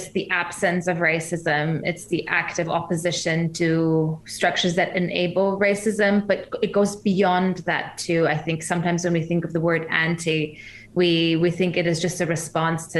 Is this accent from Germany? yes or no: yes; Germany; moved away as an adult; also born or lived in Iran (parents); now in New Zealand; I'm originally from Germany, my parents are from Iran.